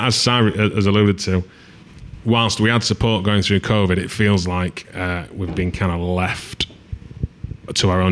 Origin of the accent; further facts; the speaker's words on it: United Kingdom; we are British people